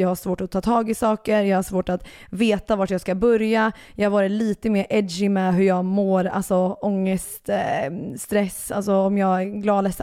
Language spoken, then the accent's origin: Swedish; Örebro, Örebro County, Sweden; now in Stockholm, Sweden; Örebro, min hemstad